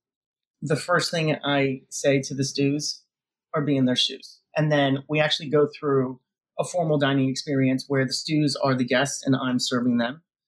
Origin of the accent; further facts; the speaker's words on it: Connecticut, United States; now in Florida, United States; growing up in Connecticut, it was, you know, very rural